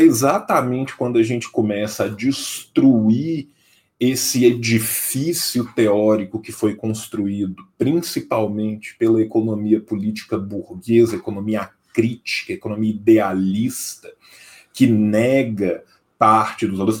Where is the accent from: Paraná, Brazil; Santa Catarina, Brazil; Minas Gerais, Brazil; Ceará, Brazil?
Minas Gerais, Brazil; interior of; Eu sou do interior de Minas Gerais